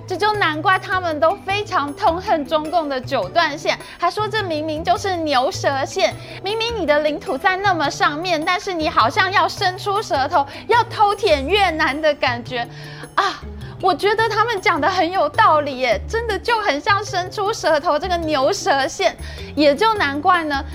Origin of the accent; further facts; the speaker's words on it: Taiwan; 我们台湾人